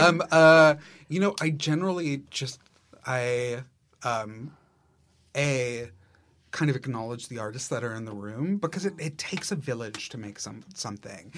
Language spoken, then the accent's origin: English; New York City, New York, United States; as a New Yorker